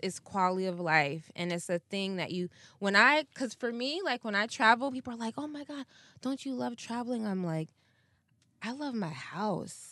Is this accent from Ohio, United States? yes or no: no; Ann Arbor, Michigan, United States; moved away as an adult; also born or lived in North Africa / Philadelphia; now in California, United States; I grew up in Michigan